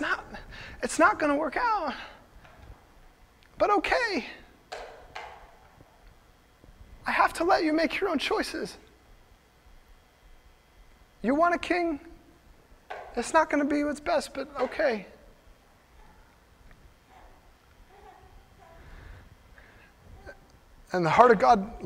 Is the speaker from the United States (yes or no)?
yes; United States; So I'm an American. I'm proud to be an American.